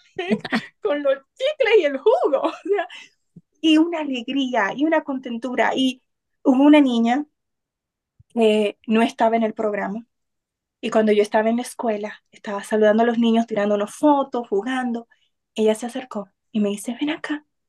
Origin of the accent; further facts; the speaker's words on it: Cotuí, Sánchez Ramírez, Dominican Republic; moved away; Cotuí es de donde soy, es mi pueblo